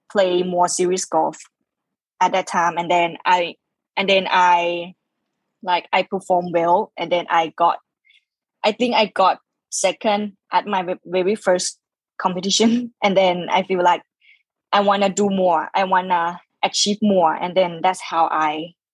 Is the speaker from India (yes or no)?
no; Khon Kaen, Thailand; English is a second language; then we opened our own driving range back in my hometown, Khon Kaen, yeah.